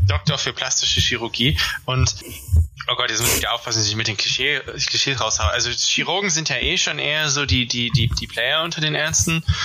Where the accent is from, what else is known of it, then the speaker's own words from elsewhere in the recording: Ruhr area, North Rhine-Westphalia, Germany; ich komme ja aus dem Ruhrgebiet